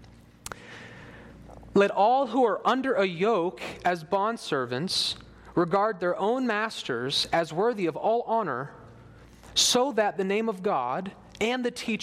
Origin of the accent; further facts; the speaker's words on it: United States; as Americans